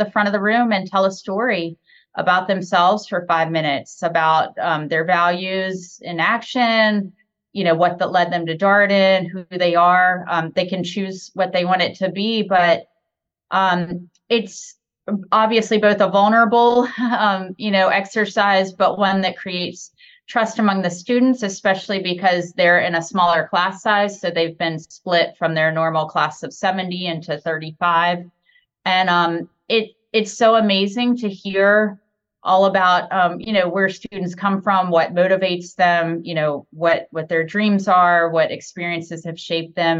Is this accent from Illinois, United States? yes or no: no; Roanoke, Virginia, United States; I grew up in Roanoke, Virginia, so just a couple hours away from Charlottesville.